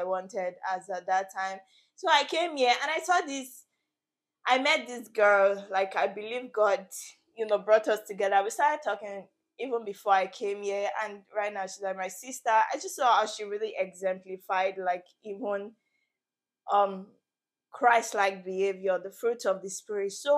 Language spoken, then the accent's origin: English; Nigeria; moved away as an adult; now in Canada; I am currently based in Canada. I came from Nigeria for my studies.